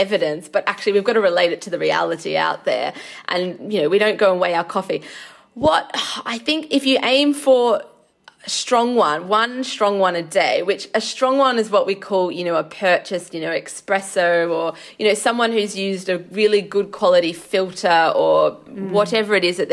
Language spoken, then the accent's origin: English; Australia; now in United Kingdom; I'm from Australia